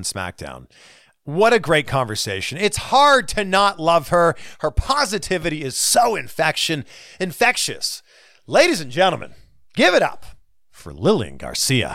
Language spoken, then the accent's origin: English; Canada; Canada. Great country. My country. My home country.